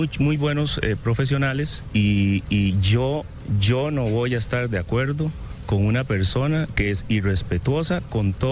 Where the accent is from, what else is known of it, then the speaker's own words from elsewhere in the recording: Costa Rica; Yo soy un costarricense muy respetuoso, al igual que todos, y los voy a defender siempre, como los he defendido cuando yo jugaba al fútbol.